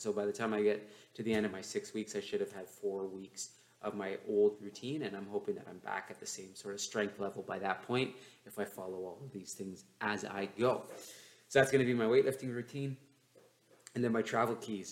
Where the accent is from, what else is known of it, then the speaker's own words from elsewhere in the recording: London, Ontario, Canada; my hometown of London, Ontario